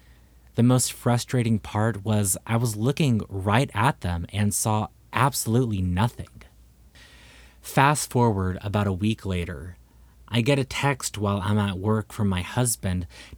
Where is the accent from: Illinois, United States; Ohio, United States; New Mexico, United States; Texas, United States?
Texas, United States; I was raised in Texas, and I've heard many, but this was not an owl.